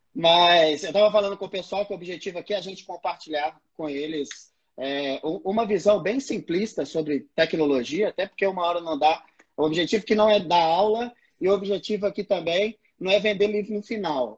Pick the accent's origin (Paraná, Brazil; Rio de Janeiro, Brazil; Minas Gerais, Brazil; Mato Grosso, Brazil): Minas Gerais, Brazil; Belo Horizonte; eu sou aqui de Belo Horizonte, já rodei esse mundão aí já, no Brasil inteiro também.